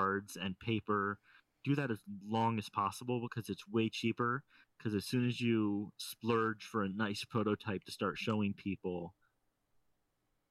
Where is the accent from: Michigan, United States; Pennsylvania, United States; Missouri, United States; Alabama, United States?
Missouri, United States; St. Louis; now in central Illinois, United States; Just north of St. Louis, which is my hometown.